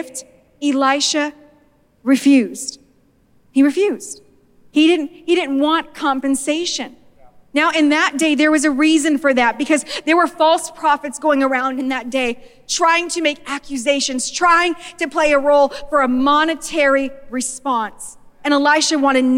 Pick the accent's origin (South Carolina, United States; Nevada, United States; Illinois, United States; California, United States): Nevada, United States; I'm from Nevada